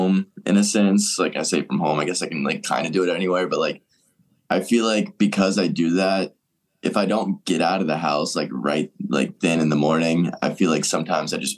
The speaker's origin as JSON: {"language": "English", "area": "suburbs of Atlanta", "region": "Georgia", "country": "United States", "said": "I'm from like the suburbs of, but I live in Atlanta now."}